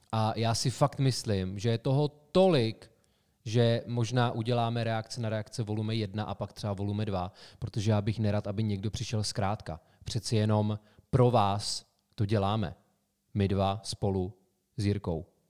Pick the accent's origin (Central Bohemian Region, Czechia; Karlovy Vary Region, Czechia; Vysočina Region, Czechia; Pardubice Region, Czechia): Karlovy Vary Region, Czechia; Sokolov; městě jménem Sokolov, odkud pocházíme